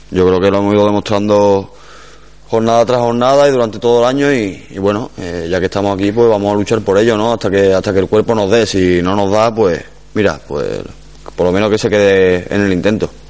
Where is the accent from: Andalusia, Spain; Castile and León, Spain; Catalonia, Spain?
Andalusia, Spain; Córdoba; Sí que es verdad que el equipo de mi ciudad, ¿no? Y como cordobés que soy